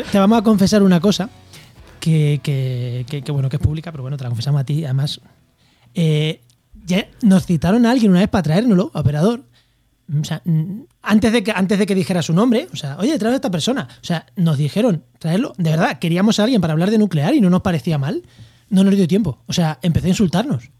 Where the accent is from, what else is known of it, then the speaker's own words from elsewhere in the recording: Spain; yo también soy español